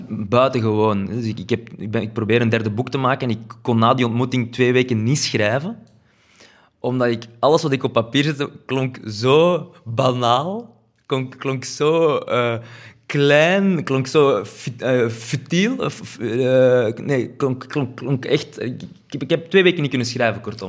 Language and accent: Dutch; Flanders, Belgium